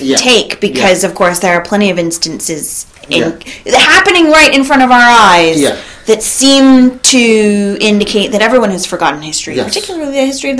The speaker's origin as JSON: {"language": "English", "region": "California", "country": "United States", "said": "I'm from California."}